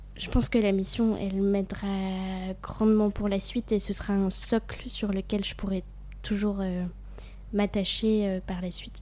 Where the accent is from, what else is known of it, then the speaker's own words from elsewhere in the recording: near Besançon, Bourgogne-Franche-Comté, France; moved away as an adult; also born or lived in Vannes; je viens de Franche-Comté, mais j'ai vécu un an à Vannes